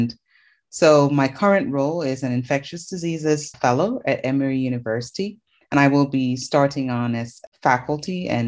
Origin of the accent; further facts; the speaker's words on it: Cameroon; moved away as an adult; I'm originally from Cameroon, which is where I did my medical training.